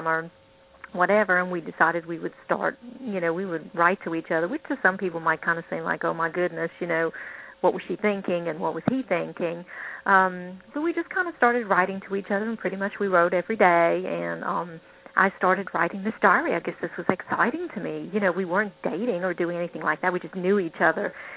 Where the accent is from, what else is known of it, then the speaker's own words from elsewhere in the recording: England, United Kingdom; the culture I grew up in England